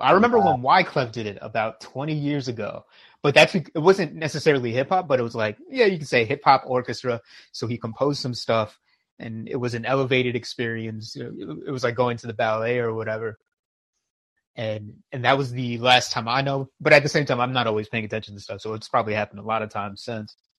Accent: New York, United States; as a New Yorker

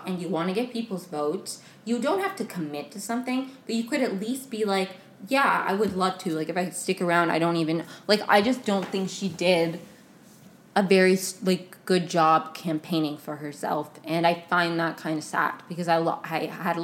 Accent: right outside D.C., Maryland, United States; moved away; I grew up in Maryland right outside of it, right outside of D.C.

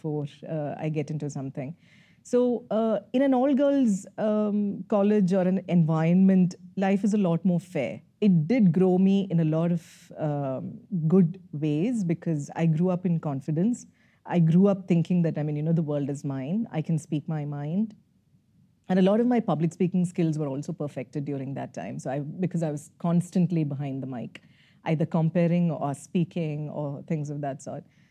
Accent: Kerala, India; moved away as an adult; also born or lived in Kottayam / Karnataka / Rajasthan; now in Bangalore, India; being a Malayali and growing up in Kerala is a mixed bag

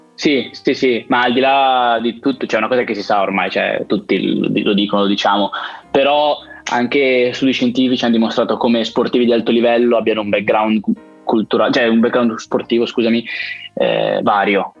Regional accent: Biella, Piedmont, Italy; also born or lived in Turin / Scotland; io son di, son di Biella

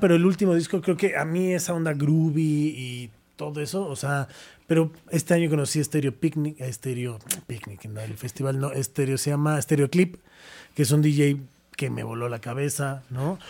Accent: Mexico; yo como mexicano

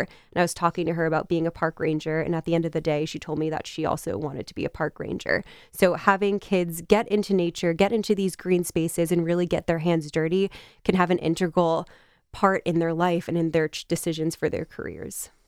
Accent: Westchester County, New York, United States; I actually grew up in Westchester County, New York

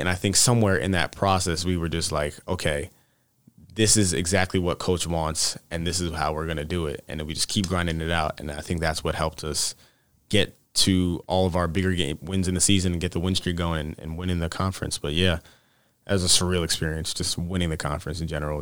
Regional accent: Mount Laurel, New Jersey, United States; moved away as an adult; I'm originally from Mount Laurel, New Jersey, so pretty far away away from here

